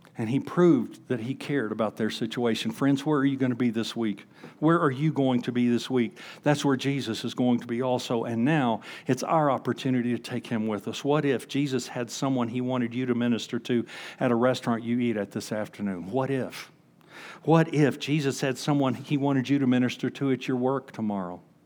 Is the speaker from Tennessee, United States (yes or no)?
no; Huntsville, Alabama, United States; moved away; I grew up in Huntsville, Alabama